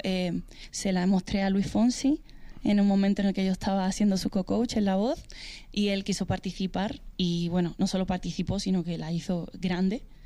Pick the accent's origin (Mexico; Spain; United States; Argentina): Spain; mi país